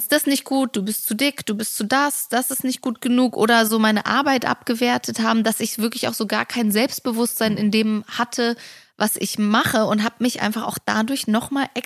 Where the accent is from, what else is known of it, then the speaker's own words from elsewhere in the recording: Germany; born there; Ich {S0} glaube, das fängt schon damit an, wo ich herkomme. Mhm. Also, dass ich in Deutschland geboren bin, mit äh, eine polnische Mutter habe